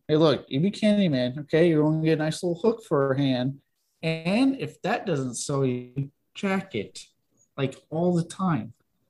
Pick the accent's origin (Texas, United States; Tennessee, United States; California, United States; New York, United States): Texas, United States; I'm from Texas.